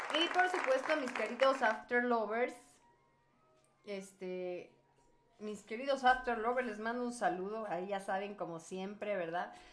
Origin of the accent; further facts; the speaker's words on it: Mexico; somos de México